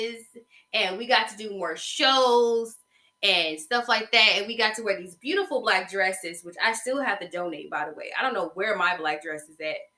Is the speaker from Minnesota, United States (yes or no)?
no; Covington, Georgia, United States; the town I stayed in and the town I'm from, it's basically Mystic Falls right now. Okay? They shoot The Vampire Diaries in my hometown. It is 45 miles southeast of Atlanta